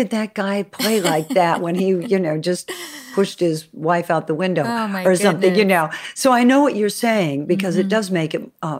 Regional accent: California, United States; I grew up in California

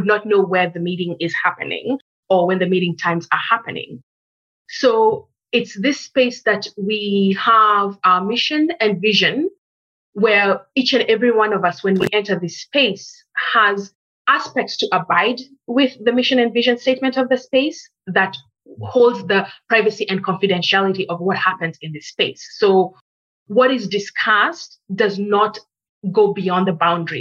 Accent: Kenya; first language English; now in Canada; as a Black female born in Kenya, Kenya being a former British colony, English is my first language. So when I came to Canada

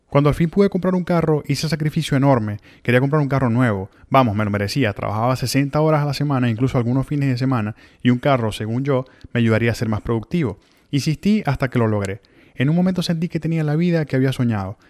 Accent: Maracaibo, Zulia, Venezuela; moved away as an adult; also born or lived in Ciudad Victoria, Mexico / Miami, United States; now in Tallahassee, United States; en Venezuela viví en el mismo apartamento desde mi nacimiento hasta que salí de Maracaibo

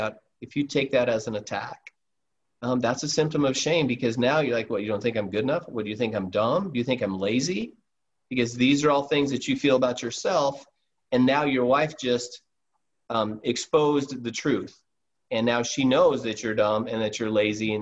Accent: Alaska, United States; I'm from Alaska

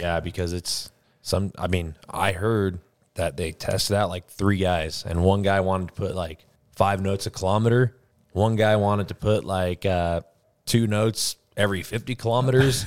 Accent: United States; as an American

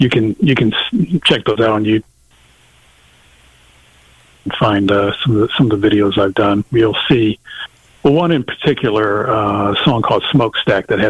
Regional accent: Little Rock, Arkansas, United States; I grew up with in Little Rock

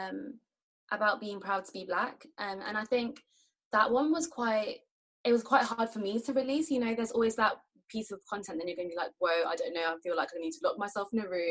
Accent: London, United Kingdom; I'm from London, England. I've lived here basically all my life.

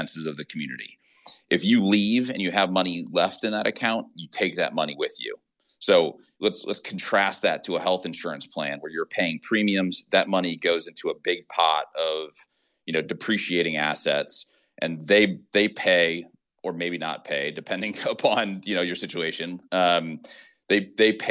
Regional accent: Austin, Texas, United States; I'm from Austin

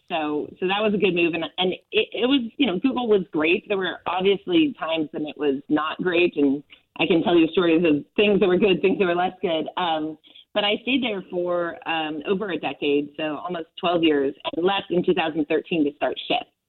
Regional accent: Southern California, United States; I grew up in in Southern California

